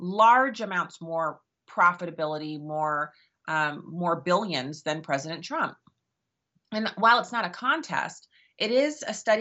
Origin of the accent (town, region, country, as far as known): United States